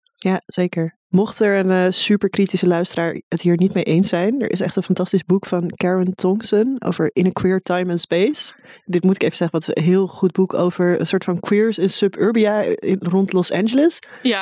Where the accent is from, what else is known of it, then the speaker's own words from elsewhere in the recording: Amsterdam, North Holland, Netherlands; Ik ben gewoon een Amsterdammer. Even, eh, credit. Ik kom uit Bos en Lommer en Osdorp.